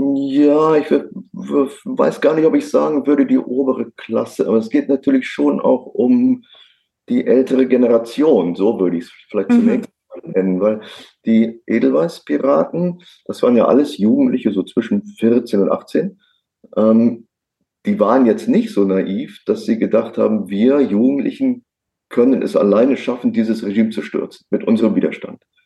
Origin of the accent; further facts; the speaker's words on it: near Cologne, North Rhine-Westphalia, Germany; Also ich komme äh, gebürtig aus der Nähe von Köln.